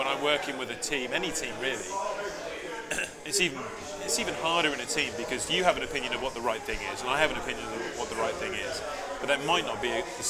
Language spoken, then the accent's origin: English; United Kingdom; as a Brit